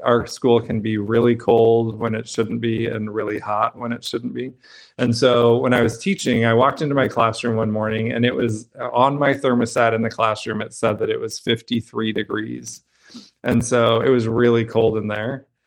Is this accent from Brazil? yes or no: no; Brigham City, Utah, United States; I grew up in Brigham City, Utah, which is a small town about an hour north of Salt Lake City